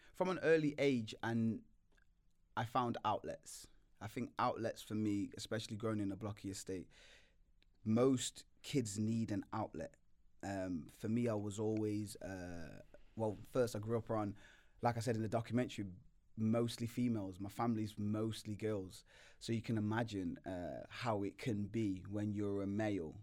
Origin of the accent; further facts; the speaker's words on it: Nottingham, East Midlands, United Kingdom; moved away; also born or lived in London; I've, grew up in London for a long time, but I'm from Nottingham. and I grew in Nottingham for a long time